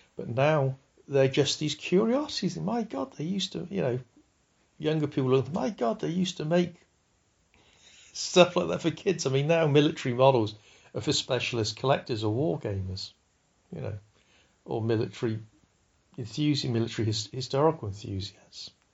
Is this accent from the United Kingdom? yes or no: yes; United Kingdom